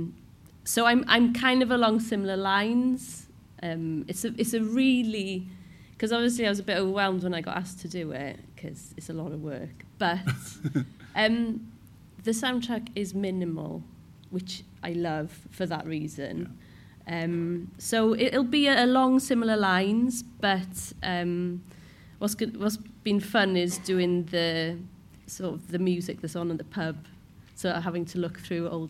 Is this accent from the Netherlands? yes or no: no; Cardiff, Wales, United Kingdom; first language Cornish; English is a second language; I grew up speaking Cornish in Cardiff. I'm not Cornish by birth.